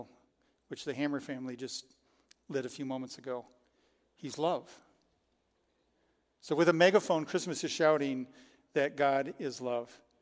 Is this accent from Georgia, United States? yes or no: no; Frankenmuth, Michigan, United States; also born or lived in Detroit area; I grew up in Frankenmuth.